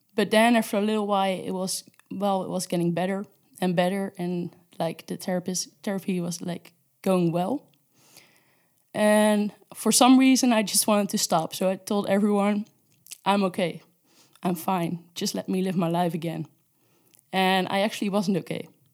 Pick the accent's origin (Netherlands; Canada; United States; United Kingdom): Netherlands; moved away as an adult; now in Spain; I'm from the Netherlands, and I moved to Spain, uh, for an internship